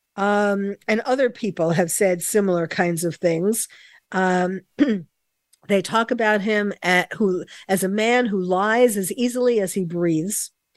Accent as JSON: {"language": "English", "region": "New York", "country": "United States", "tie": "born or raised there", "said": "as a New Yorker myself, born and bred in New York"}